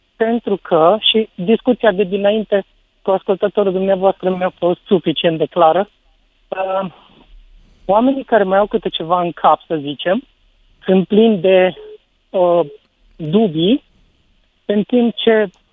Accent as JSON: {"language": "Romanian", "town": "Sibiu", "region": "Sibiu County", "country": "Romania", "said": "eu sunt din Sibiu"}